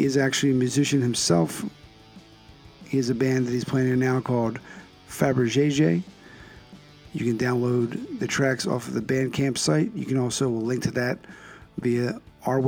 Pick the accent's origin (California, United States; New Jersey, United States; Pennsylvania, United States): Pennsylvania, United States; Philadelphia; now in Connecticut, United States; I grew up in the Northeast